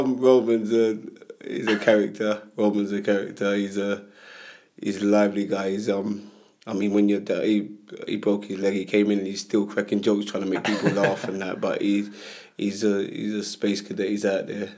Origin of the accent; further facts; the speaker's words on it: London, United Kingdom; I grew up in Hackney